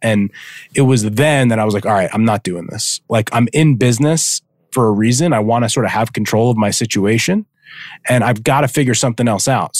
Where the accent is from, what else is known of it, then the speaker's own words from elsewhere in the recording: New Jersey, United States; I'm from New Jersey